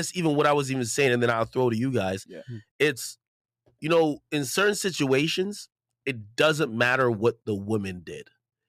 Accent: Jamaica; not to even bring up my background stuff, I'm Jamaican, like, that's, you know.

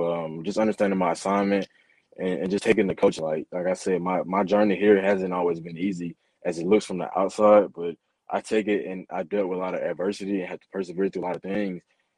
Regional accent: Covington, Georgia, United States; Man, you know, I'm from Covington, Georgia. There's just a lot of great athletes come out of there.

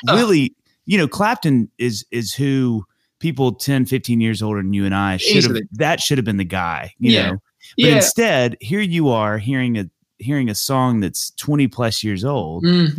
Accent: United States; I don't know this as an American.

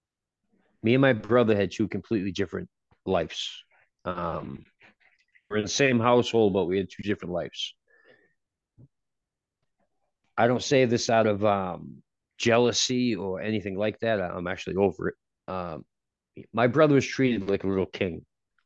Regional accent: Gloucester, Massachusetts, United States; moved away; I was born and raised in Gloucester, Massachusetts.

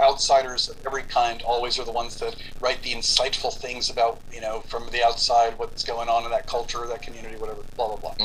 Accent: Cuba; moved away; I was born in Cuba

